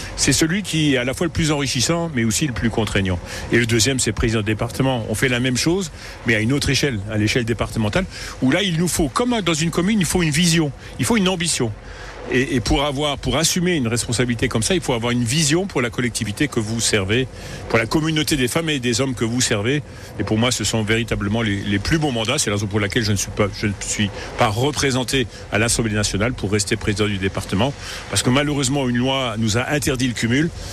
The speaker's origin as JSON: {"language": "French", "town": "Yutz", "region": "Grand Est", "country": "France", "tie": "born or raised there", "also_born_or_lived": "Illange", "said": "je suis né à Yutz, j'ai épousé une Yussoise qui était née à 50 mètres du lieu où je l'ai été. Nous avons, euh, nous sommes installés, nous sommes mariés, nous sommes installés à Yut."}